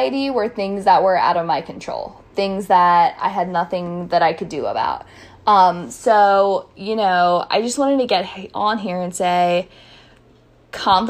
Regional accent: Frederick, Maryland, United States; I'm from Frederick

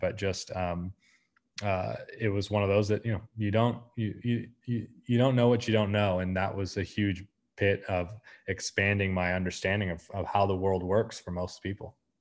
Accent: United States; moved away; also born or lived in Argentina; being an American in Argentina

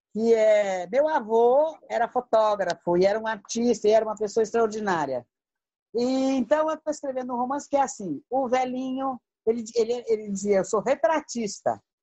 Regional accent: Santos, São Paulo, Brazil; born or raised there; moved away; also born or lived in Minas Gerais

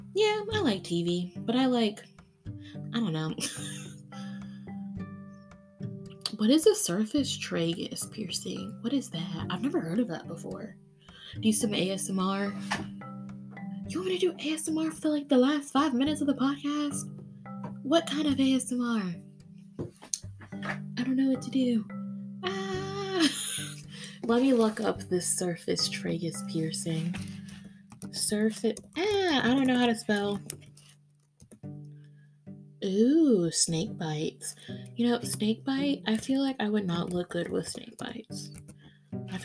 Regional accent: Key West, Florida, United States; I'm from Key West, Florida. I grew up on the beach. Come visit.

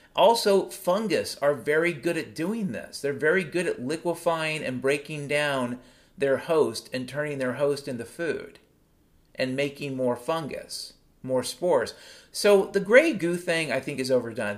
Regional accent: Mount Vernon, Washington, United States; growing up in Mount Vernon, Washington back in the 70s and 80s

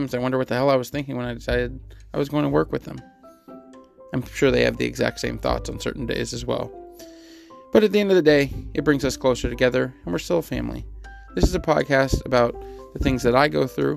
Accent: Fremont, California, United States; also born or lived in Pleasanton, California; I grew up in Fremont, California, and moved to Pleasanton, California when I was in middle school. So I've lived here in the Bay my entire life

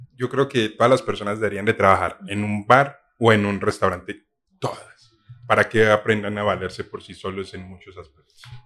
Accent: Paisa, Antioquia, Colombia; ser paisa y vivir en otra parte

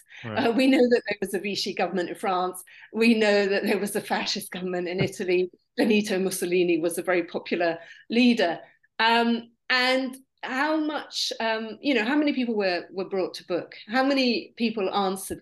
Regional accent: United Kingdom; I'm very lucky because I'm half British, and in Britain, we were not occupied

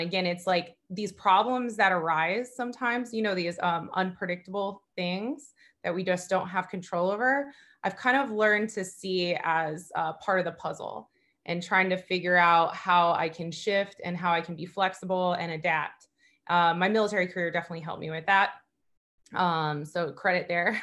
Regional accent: Southern California, United States; moved away as an adult; now in Fort Lauderdale, United States; I grew up in Southern California

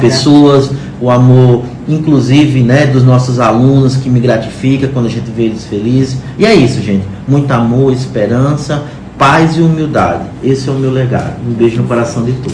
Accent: Paraíba, Brazil; now in Maranhão, Brazil; Eu sou da Paraíba, mas me sinto hoje um maranhense

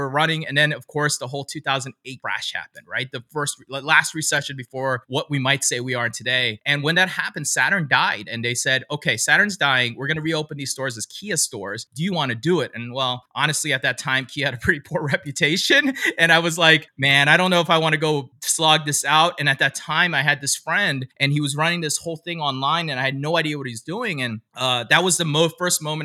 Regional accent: DC area, Maryland, United States; also born or lived in Pennsylvania; now in California, United States; I'm originally from the Maryland, DC area. So I'm not actually from California originally

